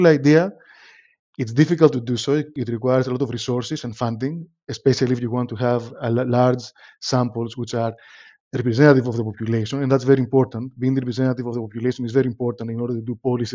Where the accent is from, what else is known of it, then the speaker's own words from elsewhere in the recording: Athens, Attica, Greece; moved away as an adult; now in London, United Kingdom; I'm from Athens, Greece originally, grew up in Athens